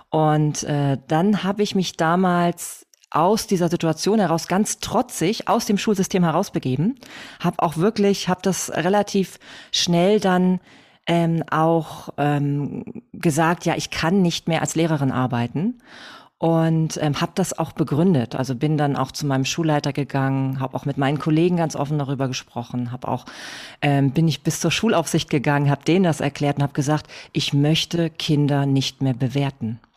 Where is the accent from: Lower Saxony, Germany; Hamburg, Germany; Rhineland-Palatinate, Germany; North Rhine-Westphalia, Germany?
Hamburg, Germany; Ähm, ja, also … wie schon, wie schon gehört. Ich komme aus Hamburg.